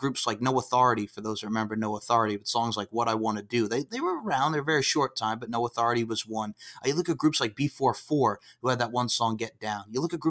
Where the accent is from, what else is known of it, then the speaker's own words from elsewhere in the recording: East Islip, New York, United States; I am from East Islip, New York, which is on Long Island. I grew up on Long Island, New York. I graduated from East Islip High School